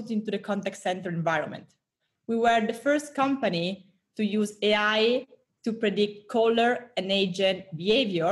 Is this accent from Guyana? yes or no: no; Italy; accent: Italian; moved away as an adult; also born or lived in Singapore / Brazil / Europe; now in United States; I'm Italian, 30 years old. I lived a bit everywhere in the past 10 years, from Singapore, Brazil, lots of Europe, now in the US. My accent always stayed in Italy